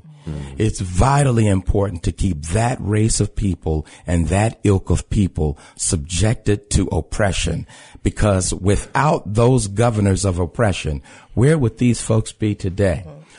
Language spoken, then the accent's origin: English; Chicago, Illinois, United States; When they ask us where are you from? And I say, I'm from Chicago. They go, no, where are you from? {S5} Yeah. {S11} I was like, the West Side.